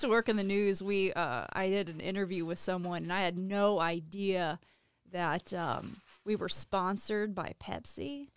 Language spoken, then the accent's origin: English; Virginia, United States; moved away; I was born and raised in Virginia.